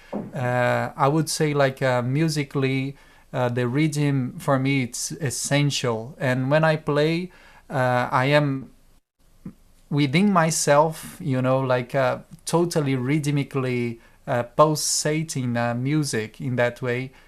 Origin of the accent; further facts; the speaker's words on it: Brazil; now in Europe; I am from Brazil, and I moved to Europe um, ten years ago